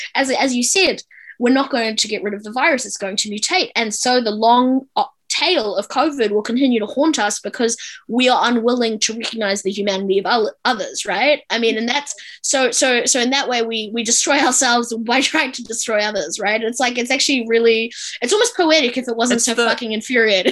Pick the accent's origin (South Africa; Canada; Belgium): South Africa; now in New Zealand; I'm a South African immigrant